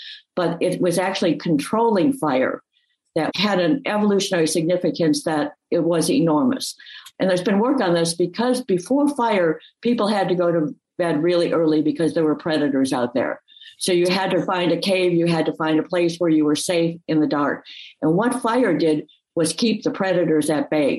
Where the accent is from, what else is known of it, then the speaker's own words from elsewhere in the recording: the Midwest, north of Chicago, Illinois, United States; I grew up in the Midwest in an area not far from north of Chicago